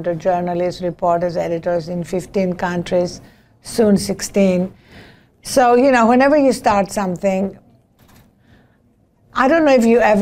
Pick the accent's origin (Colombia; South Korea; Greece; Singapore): Greece; now in United States; As you can hear from my accent, I was not born in this country. I'm an immigrant, a naturalized immigrant, whatever that may mean. I was born in Greece.